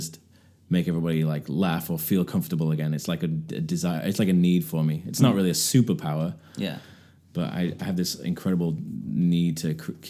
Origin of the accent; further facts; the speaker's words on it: England, United Kingdom; moved away as an adult; now in United States; Yeah, and I feel more of an American now. I've been here longer in my adult life than I was in England